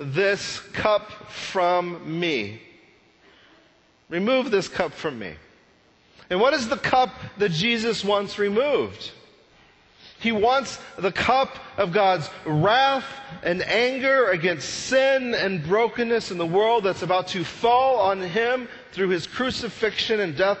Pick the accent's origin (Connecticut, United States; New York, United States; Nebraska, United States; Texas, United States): Texas, United States; Texas panhandle, United States; I grew up in the Texas panhandle